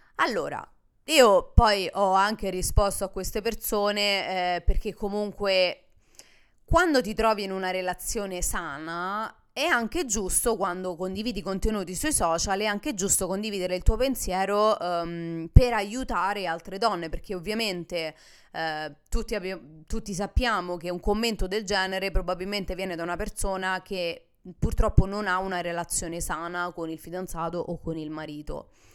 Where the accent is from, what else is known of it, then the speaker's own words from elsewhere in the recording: Italy; moved away as an adult; now in United States; Mio marito nel momento in cui ha deciso di sposare un'italiana